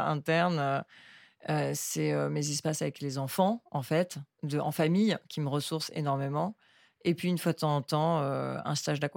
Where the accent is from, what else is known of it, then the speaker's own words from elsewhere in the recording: Hong Kong; Mais, j'ai grandi à Hong Kong dans le milieu de la finance qui, en fait, qui était complètement déconnecté du réel.